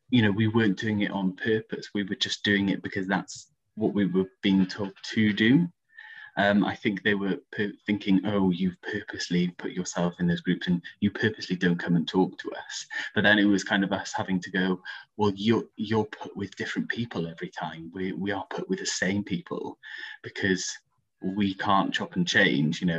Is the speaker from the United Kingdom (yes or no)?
yes; Aberystwyth, Wales, United Kingdom; also born or lived in London; now in Swansea, United Kingdom; I was born in London, so my dad's English, and we moved over to Aberystwyth when I was like four.